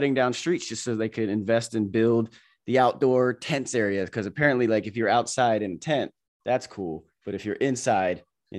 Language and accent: English; New Jersey, United States; born there; also born or lived in Florida; now in California, United States; like born same year, both born in Jersey, and now we're both in California. And I just, you know, I came from Florida.